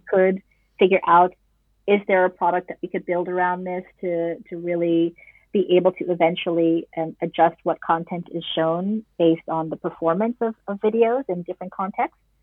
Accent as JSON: {"language": "English", "town": "New York City", "region": "New York", "country": "United States", "tie": "born or raised there", "moved": "as an adult", "lives_now": "Netherlands", "said": "I am uh, an expat born and raised in New York City"}